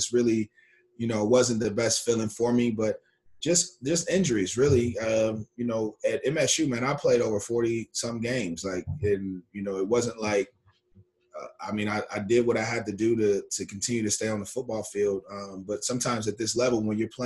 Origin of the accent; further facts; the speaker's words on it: Dayton, Ohio, United States; moved away; also born or lived in Michigan; I'm originally from Dayton, Ohio.